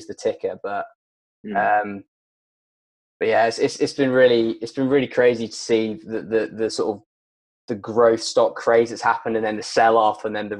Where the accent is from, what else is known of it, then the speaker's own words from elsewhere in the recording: Harrogate, Yorkshire and the Humber, United Kingdom; moved away; I was born in Harrogate, and I sort of grew up there